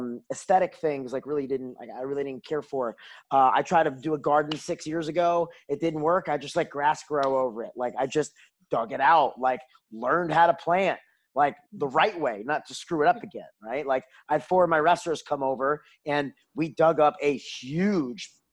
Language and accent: English; New York, United States; moved away as an adult; also born or lived in Washington DC area, United States; now in Houston, United States; I grew up in New York. I didn't say that before, but I grew up, I was 18 years in New York